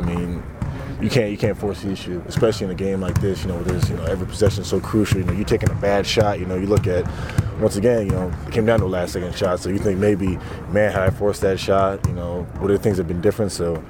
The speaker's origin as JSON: {"language": "English", "region": "Midwest", "country": "United States", "moved": "yes", "said": "I'm from the Midwest"}